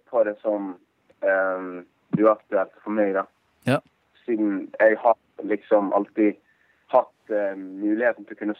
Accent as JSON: {"language": "Norwegian", "town": "Bergen", "region": "Vestland", "country": "Norway", "said": "Jeg er fra Bergen."}